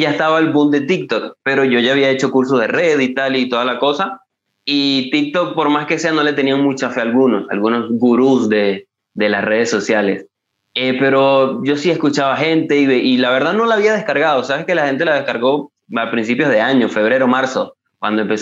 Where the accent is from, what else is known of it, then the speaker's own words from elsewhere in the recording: eastern Venezuela, Venezuela; now in Caracas, Venezuela; yo no soy de Caracas, que es la capital de Venezuela, sino que soy del interior del país, del oriente. Pero llevo aquí en la capital ya mm, casi dos años, un poco más de, dos años que me vine a estudiar.